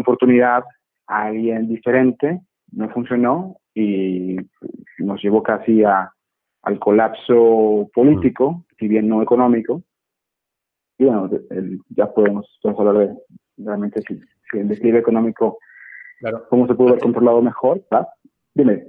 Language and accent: Spanish; Monterrey, Nuevo León, Mexico; moved away; me encuentro en mi ciudad natal, en Monterrey